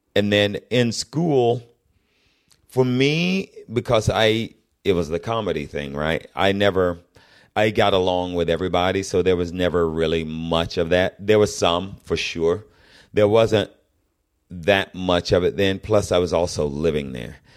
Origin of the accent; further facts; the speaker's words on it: Fayetteville, Georgia, United States; moved away; I'm from the South, and I'm from what was then fairly deep South